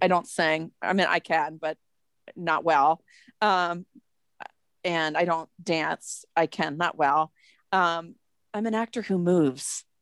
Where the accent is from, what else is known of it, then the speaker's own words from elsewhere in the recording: Massachusetts, United States; moved away as an adult; also born or lived in New York; now in Denver, United States; I grew up in Massachusetts